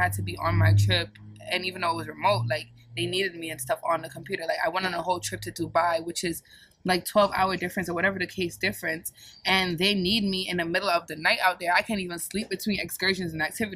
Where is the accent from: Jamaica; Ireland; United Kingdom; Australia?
Jamaica; moved away; I'm fully Jamaican. Like, born in Jamaica, Jamaican